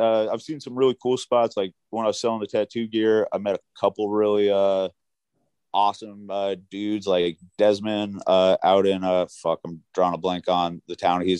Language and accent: English; Philadelphia, Pennsylvania, United States; I'm from Philadelphia, where my government trusts me to take left-hand turns and pump my own gas.